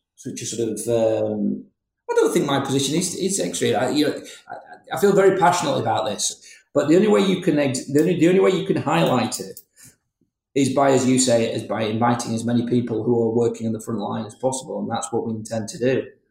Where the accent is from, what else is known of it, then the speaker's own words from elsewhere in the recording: Huddersfield, Yorkshire and the Humber, United Kingdom; also born or lived in Bury; I'm from Huddersfield.